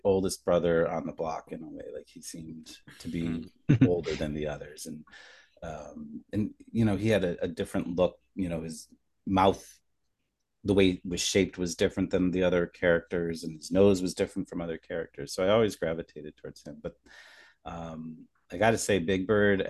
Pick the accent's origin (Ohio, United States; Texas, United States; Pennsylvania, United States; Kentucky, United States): Pennsylvania, United States; Scranton; moved away as an adult; now in New York, United States; so I grew up in Scranton, Pennsylvania